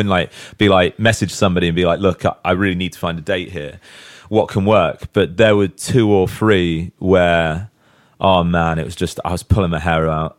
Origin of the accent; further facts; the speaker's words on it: Southampton, South East England, United Kingdom; in Southampton. Like, that's my hometown